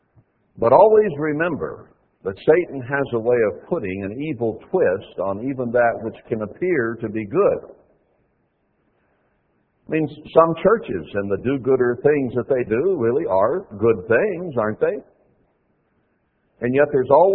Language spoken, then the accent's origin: English; United States; We grew up in America